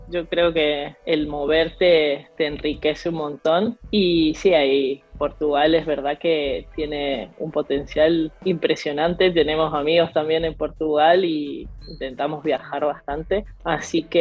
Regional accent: Argentina; Nosotros somos bastante argentinos en, la manera de, vivir y de relacionarnos a pesar de estar fuera.

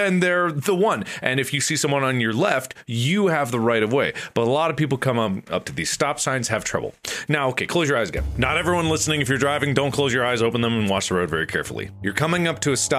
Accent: Ohio, United States; now in Los Angeles, United States; I come from Ohio

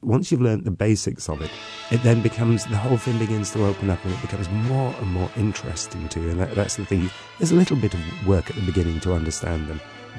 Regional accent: Wales, United Kingdom; All right, I'm from the north, I'm from Gwynedd.

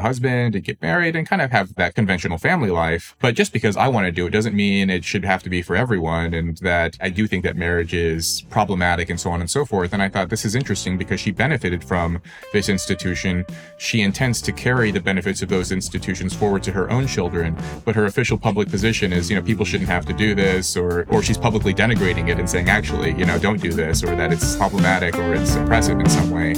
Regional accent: Los Angeles, California, United States; I was born into poverty in Los Angeles

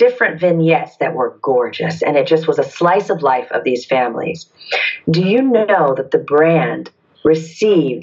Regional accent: Detroit, Michigan, United States; moved away; also born or lived in Atlanta, Georgia; I was born in Detroit, Michigan, and I grew up in the 70s and 80s

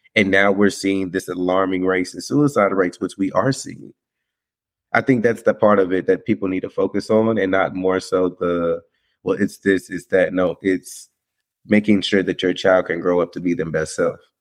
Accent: Winston-Salem, North Carolina, United States; I'm from Winston-Salem, North Carolina. Um, so from a nice little small town.

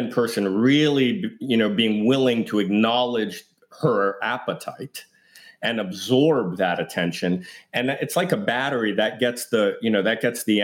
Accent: New York City, New York, United States; I grew up in Greenwich Village in Manhattan

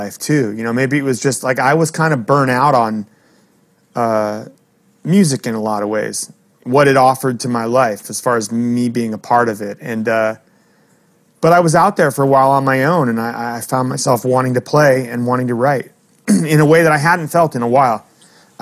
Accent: Bay Area, California, United States; moved away as an adult; also born or lived in Hollywood, Los Angeles / United Kingdom; now in New York, United States; growing up in the Bay Area

